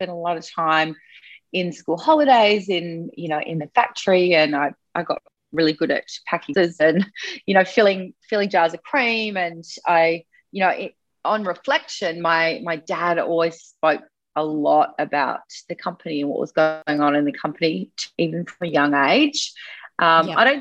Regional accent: Sydney, New South Wales, Australia; I grew up on the Northern Beaches in Sydney.

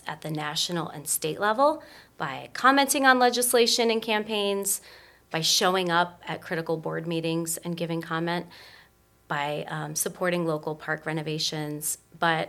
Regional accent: Lorain, Ohio, United States; my hometown, which is Lorain, Ohio

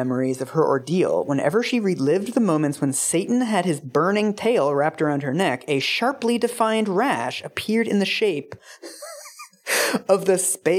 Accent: Canada; We're both Canadian.

